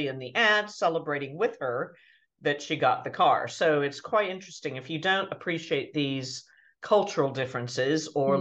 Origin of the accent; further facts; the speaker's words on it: United States; now in United Kingdom; as an American